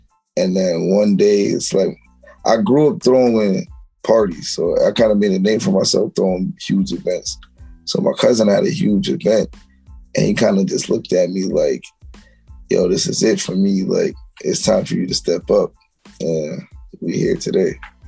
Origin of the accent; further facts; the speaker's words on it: Connecticut, United States; I'm from Connecticut. Everybody know I love Connecticut to the ground, so nowhere else but Connecticut. That's where I'm from.